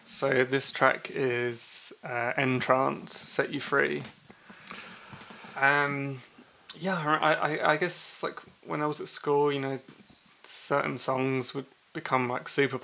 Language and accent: English; Chingford, London, United Kingdom; I grew up in Chingford